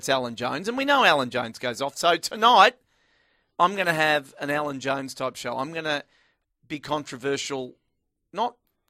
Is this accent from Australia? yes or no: yes; Nathalia, Victoria, Australia; I was growing up in Nathalia at the time